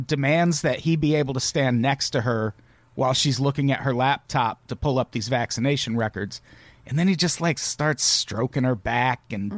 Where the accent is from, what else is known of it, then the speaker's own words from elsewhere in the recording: Peoria, Illinois, United States; moved away as an adult; also born or lived in Wisconsin / South Dakota; I lived in Peoria for 20 years, and then Wisconsin and South Dakota